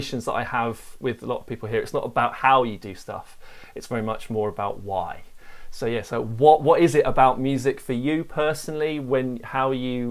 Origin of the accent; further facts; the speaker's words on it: Sussex, South East England, United Kingdom; moved away; also born or lived in London; I'm from Sussex originally